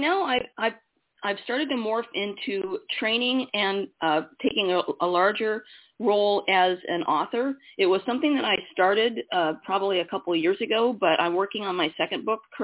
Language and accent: English; Iowa, United States; I was born in Iowa, single mom, worked in newspapers